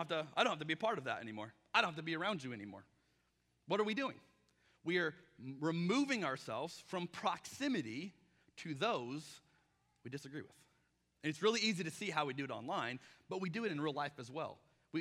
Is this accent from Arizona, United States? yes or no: yes; Arizona, United States; now in Portland, United States; I'm from Arizona